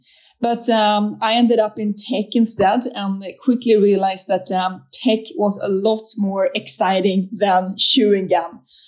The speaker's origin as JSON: {"language": "English", "country": "Sweden", "tie": "born or raised there", "said": "I grew up in Sweden in the 80s."}